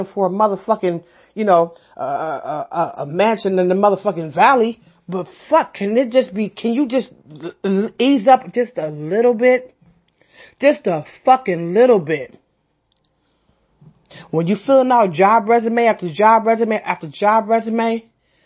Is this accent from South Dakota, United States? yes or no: no; San Francisco, California, United States; I'm from San Francisco, born and raised.